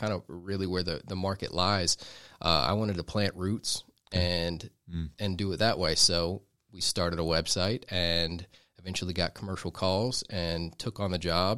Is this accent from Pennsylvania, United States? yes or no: no; Duluth, Georgia, United States; I've grown up in Georgia. I was born in Duluth. I went to Duluth High School, graduated from Georgia, and I've been here for most of my life.